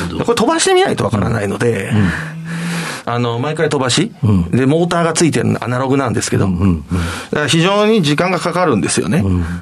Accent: Toyohashi, Aichi, Japan; 愛知県の豊橋市というところですね。

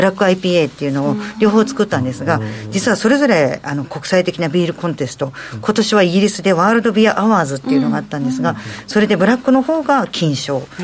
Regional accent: Choshi, Chiba, Japan; moved away as an adult; also born or lived in Tokyo; 私自身が銚子で育ってますので

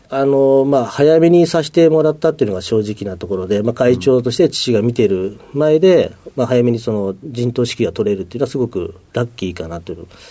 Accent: Ota, Tokyo, Japan; 東京都の大田区

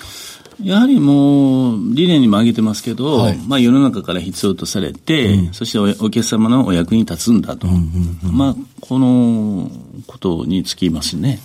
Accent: Kyoto, Japan; 京都府京都市ですね

